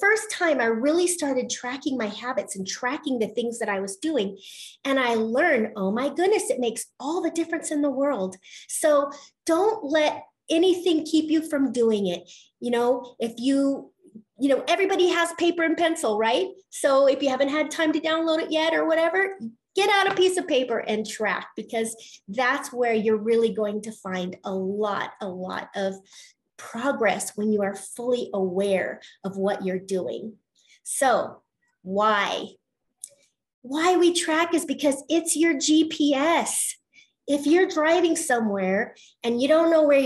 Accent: Colorado, United States; I'm from Colorado

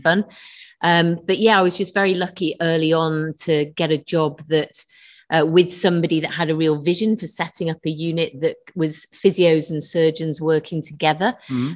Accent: London, United Kingdom; also born or lived in Manchester / Nottingham; now in Liverpool, United Kingdom; I was born in London originally.

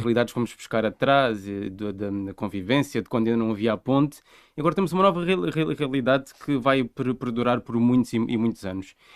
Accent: Vila Nova de Milfontes, Alentejo, Portugal; moved away as an adult; sou de Mil Fontes, sempre fui de, de Mil Fontes

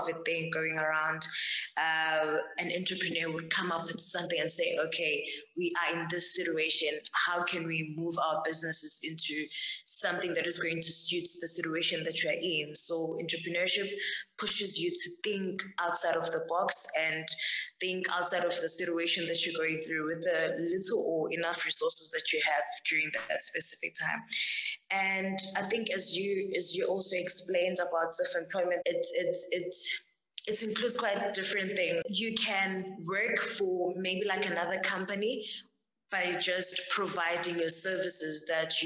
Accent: Empangeni, KwaZulu-Natal, South Africa; I grew up in the rurals of Mpangeni, Kusakamthethwa, and I was raised by my grandmother and my mom

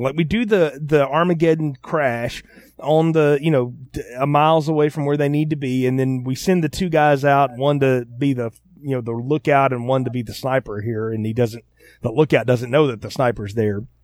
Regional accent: the South, United States; I'm from the South

